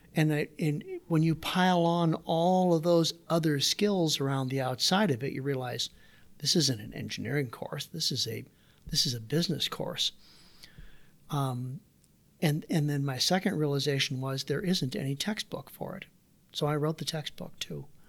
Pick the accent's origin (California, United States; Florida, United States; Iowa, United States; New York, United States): Iowa, United States; Waterloo; also born or lived in Davenport, Iowa; I grew up, so I was born in Davenport, Iowa, did my grade school years in Waterloo. We lived in a 750 square foot house in Waterloo, Iowa